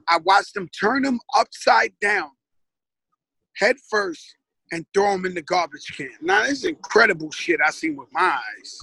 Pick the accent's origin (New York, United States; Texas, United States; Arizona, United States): New York, United States; New York City; I grew up in the Bronx, birthplace of hip hop.